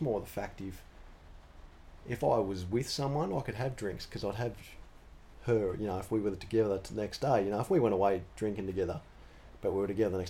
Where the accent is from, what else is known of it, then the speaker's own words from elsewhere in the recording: Sheffield, Yorkshire and the Humber, United Kingdom; I reckon growing up in Sheffield, I used to see a few of the guys come in.